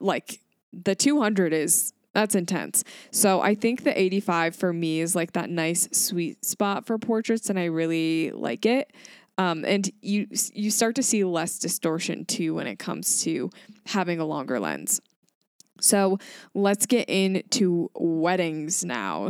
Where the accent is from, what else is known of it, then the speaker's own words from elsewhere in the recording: Grand Rapids, Michigan, United States; I am from Grand Rapids, Michigan